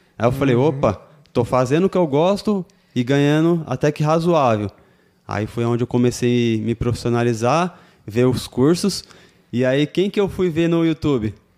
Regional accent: Suzano, São Paulo, Brazil; Nascido Suzano e sou de Suzano.

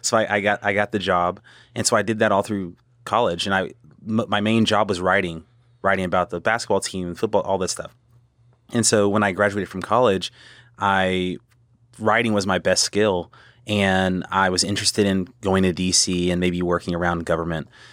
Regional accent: Killeen, Texas, United States; born or raised there; also born or lived in Temple, Texas / South Carolina

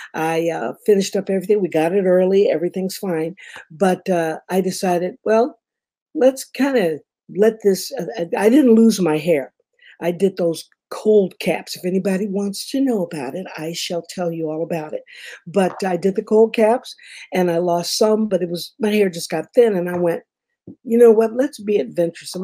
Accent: Detroit, Michigan, United States; moved away; also born or lived in Memphis, Tennessee / Kalamazoo, Michigan / Los Angeles, California; I'm from Detroit. Originally, I'm from Memphis, but we moved to Detroit in about 63 because my mother was also in radio

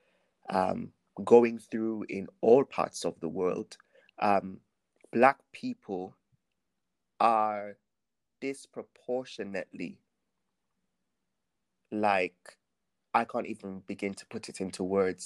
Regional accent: Jamaica; moved away; growing up in Jamaica

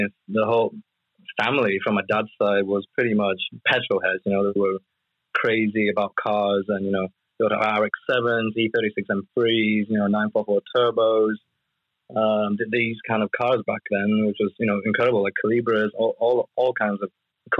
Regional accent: United Kingdom; I grew up in the UK. I was born in the UK

